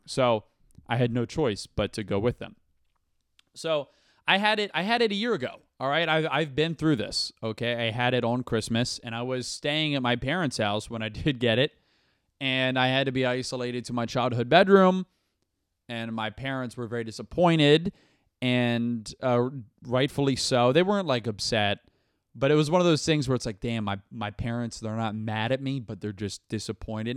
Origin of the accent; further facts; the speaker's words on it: Brandon, Florida, United States; now in New York City, United States; I am from the Tampa area. I'm from Brandon